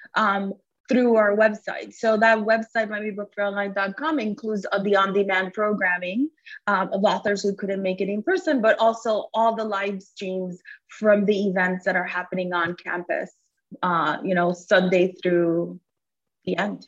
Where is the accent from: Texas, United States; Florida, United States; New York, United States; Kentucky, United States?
Florida, United States; South; born or raised there; English is a second language; also born or lived in Cuba